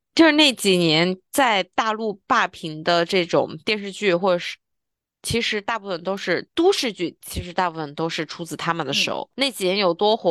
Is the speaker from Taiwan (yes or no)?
no; China; 我们大陆人